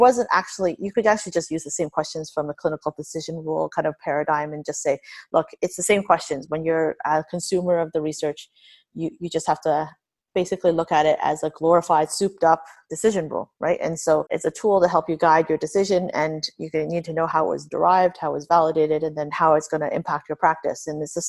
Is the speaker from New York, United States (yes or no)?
yes; Niagara Falls, New York, United States; I grew up in Niagara, so Buffalo, I spent a lot of time there, really close to here.